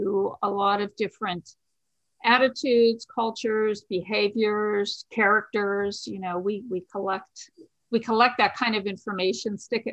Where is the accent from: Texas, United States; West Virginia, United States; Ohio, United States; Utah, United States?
Ohio, United States; my home state of Ohio